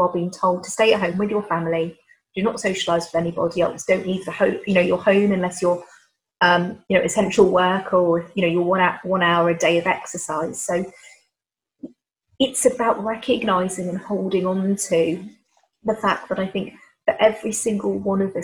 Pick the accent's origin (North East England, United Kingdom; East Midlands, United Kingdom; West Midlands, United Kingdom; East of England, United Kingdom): East Midlands, United Kingdom; Leicester; also born or lived in London / Manchester; I was born and raised in Leicester, so I'm very much in my hometown